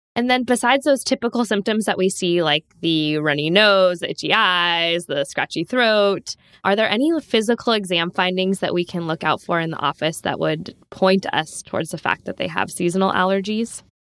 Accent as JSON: {"language": "English", "town": "San Diego", "region": "California", "country": "United States", "tie": "born or raised there", "also_born_or_lived": "Davis, California", "said": "growing up in Southern California, in San Diego"}